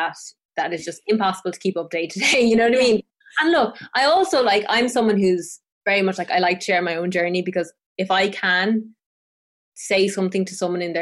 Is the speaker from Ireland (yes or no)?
yes; Tipperary, Munster, Ireland; I grew up in Tipperary, which is the south of Ireland, and I grew up on the foot of this mountain called Sheevan Mon